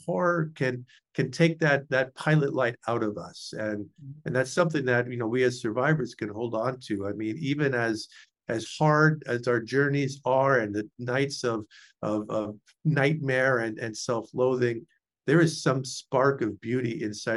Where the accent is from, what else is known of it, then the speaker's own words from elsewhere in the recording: San Francisco Bay Area, California, United States; moved away as an adult; also born or lived in Indiana; I grew up in the San Francisco Bay Area.